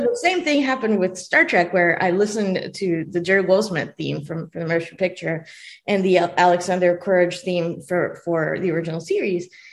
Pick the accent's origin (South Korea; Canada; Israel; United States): Israel; English is a second language; moved away; i was born in israel and i did not speak english